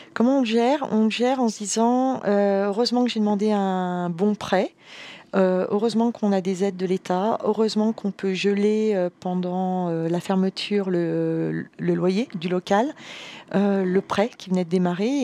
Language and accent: French; Savoy, Auvergne-Rhône-Alpes, France; Je suis savoyarde d'origine